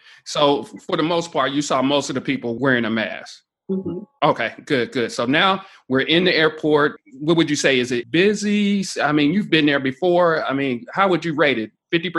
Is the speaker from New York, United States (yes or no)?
no; Dayton, Ohio, United States; Well, I'm from Dayton, Ohio, so I say pop.